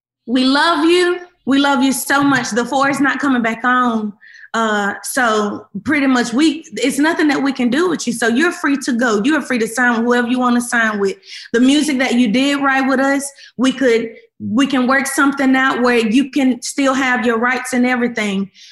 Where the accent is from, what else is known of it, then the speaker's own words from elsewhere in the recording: Memphis, Tennessee, United States; I came from Memphis